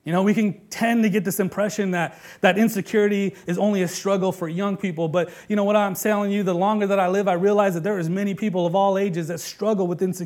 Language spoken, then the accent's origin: English; Bay Area, California, United States; they know that I'm a Bay Area kid, that I come from Cali